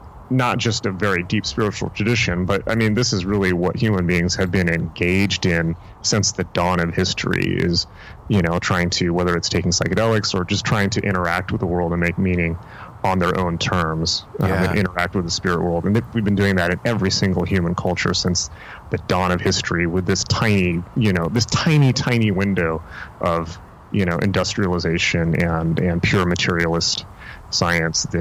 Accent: San Diego, California, United States; when I was growing up, you know, in San Diego

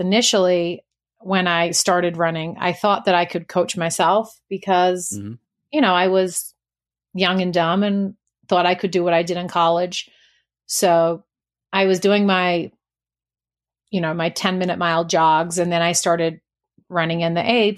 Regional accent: New Zealand; I am from New Zealand originally, so I apologize if anyone has any difficulty with the accent. Most of it has sort of dropped off

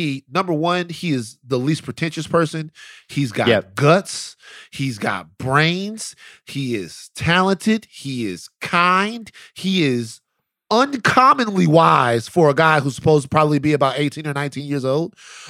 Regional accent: Baton Rouge, Louisiana, United States; I'm from South Baton Rouge, Louisiana.

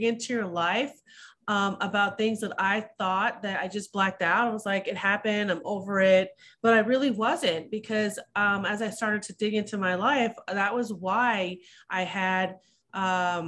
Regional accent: Simi Valley, California, United States; I was raised in a small town, which is not small anymore. It's Simi Valley, California

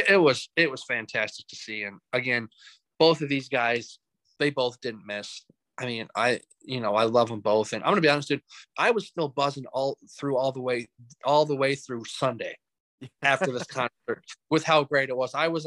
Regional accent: Carolina, United States; And then, church just kind of, growing up in Carolina there, just, being a straggler, going all over the place

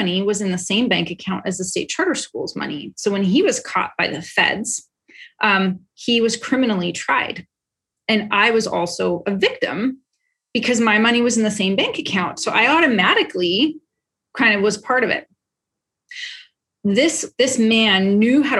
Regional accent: Canada; moved away; I'm Canadian

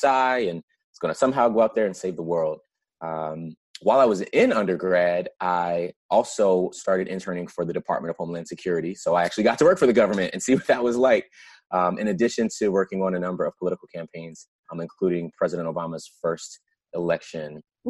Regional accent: Prince George's County, Maryland, United States; I grew up in Prince George's County, Maryland, right outside DC

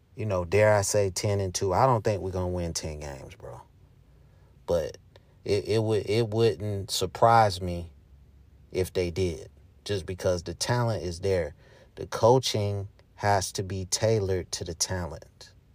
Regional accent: Charlotte, North Carolina, United States; my hometown, Charlotte, North Carolina.

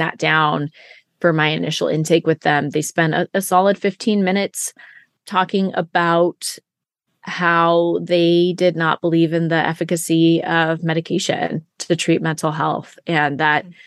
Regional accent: Siskiyou County, California, United States; I was from Siskiyou County

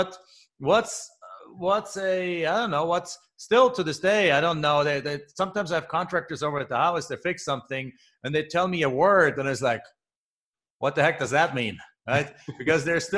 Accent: Germany; moved away as an adult; also born or lived in Phoenix, Arizona; now in United States; I'm originally from Germany, came here over about 23 years ago already.

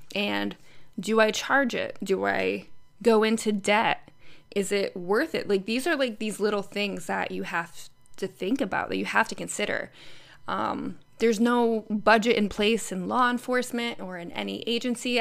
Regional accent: Connecticut, United States; moved away as an adult; I travel back to Connecticut several times a year to, you know, stay in my sister's room with my family. I drive my sister's car in my around my hometown

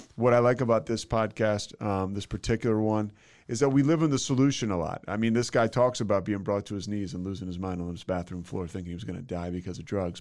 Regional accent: outside of Philadelphia, Pennsylvania, United States; I'm from uh, outside of Philadelphia, like. Uh, oh. Yeah, yeah, Bryn Mawr, Villanova, that area

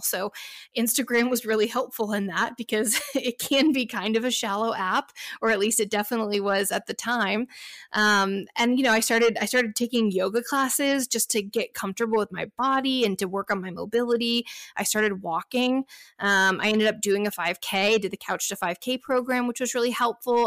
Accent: Dallas, Texas, United States; now in Inland Empire, California, United States; I'm originally from Dallas, Texas

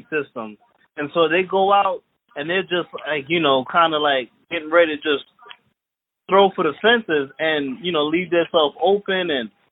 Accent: Freeport, New York, United States; I grew up in Freeport, but my family and everybody, we're from Trinidad

